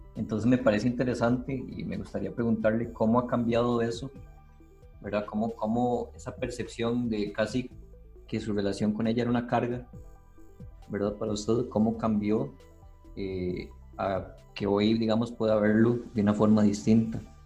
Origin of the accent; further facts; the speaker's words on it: Costa Rica; yo no soy eh, costarricense, fue una nacionalidad que, bueno, que aprendí a darle una continuidad